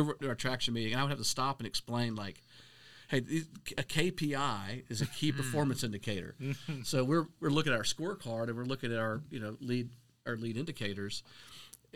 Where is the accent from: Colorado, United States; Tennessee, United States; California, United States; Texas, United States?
Tennessee, United States; Middle; we're both from Middle Tennessee.